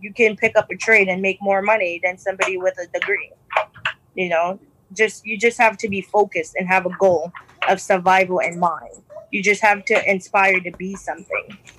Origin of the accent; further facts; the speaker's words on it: New York City, New York, United States; we we we grew up in Brooklyn